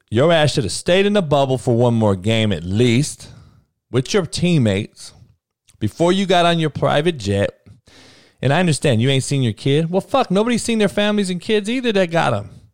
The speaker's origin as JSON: {"language": "English", "town": "Compton", "region": "California", "country": "United States", "said": "I'm from Compton"}